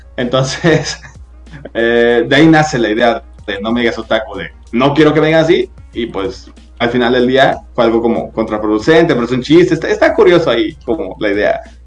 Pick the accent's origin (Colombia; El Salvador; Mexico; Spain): Mexico; Guadalajara, Jalisco; soy de Guadalajara, Jalisco, este, México obviamente